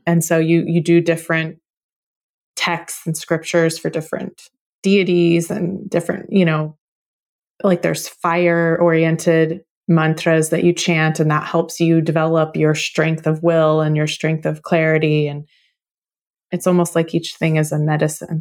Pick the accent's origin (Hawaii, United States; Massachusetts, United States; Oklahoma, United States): Oklahoma, United States; I was born in Oklahoma, and my family goes back on both sides at least four generations